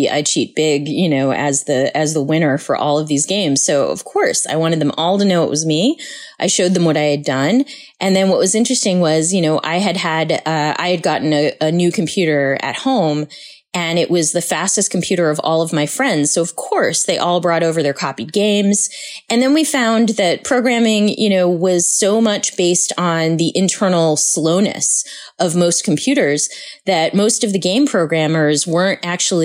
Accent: Boston, Massachusetts, United States; I grew up with in Boston

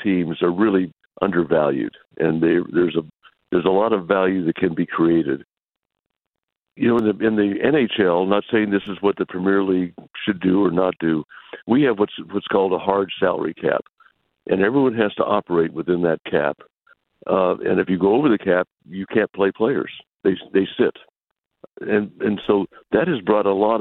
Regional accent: West Texas, United States; I grew up primarily in West Texas

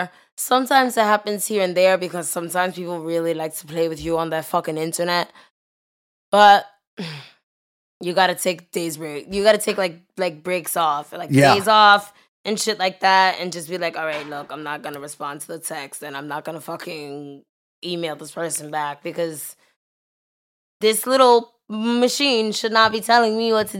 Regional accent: United States; So I think at least that's what I took from quarantine as an American

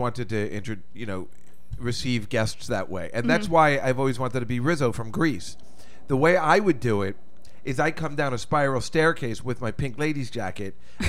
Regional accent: East Coast, United States; and I'm from the East Coast.

